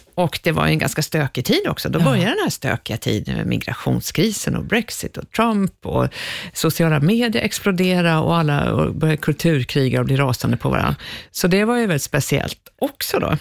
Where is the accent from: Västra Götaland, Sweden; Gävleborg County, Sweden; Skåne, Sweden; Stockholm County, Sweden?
Stockholm County, Sweden; Stockholm; i Skärholmen. Eh, där föddes jag en gång i tiden